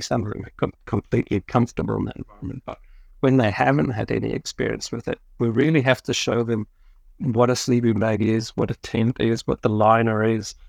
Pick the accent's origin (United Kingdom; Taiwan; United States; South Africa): South Africa; moved away as an adult; I grew up in South Africa